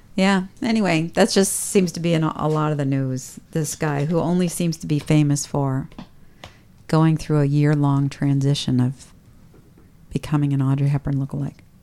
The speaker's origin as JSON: {"language": "English", "country": "United States", "said": "I'm an American"}